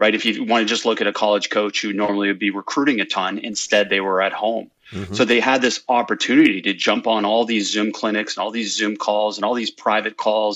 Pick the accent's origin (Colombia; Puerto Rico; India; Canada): Canada; moved away as an adult; now in California, United States; growing up in Canada